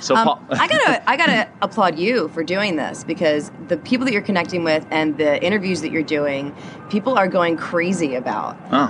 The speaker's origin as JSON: {"language": "English", "town": "Atco", "region": "New Jersey", "country": "United States", "tie": "born or raised there", "moved": "as an adult", "lives_now": "Flagstaff, United States", "said": "I grew up in Atco, New Jersey."}